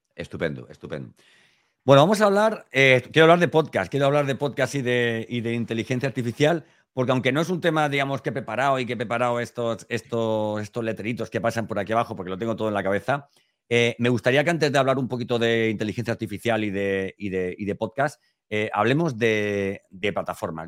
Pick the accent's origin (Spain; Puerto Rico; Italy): Spain; Elche, Valencian Community; yo soy de Elche, de Alicante